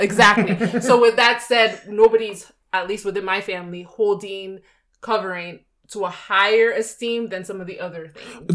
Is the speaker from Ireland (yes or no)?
no; Nigeria; moved away; the household and country I come from, mm-hmm. we did speak to the fact that we're Nigerians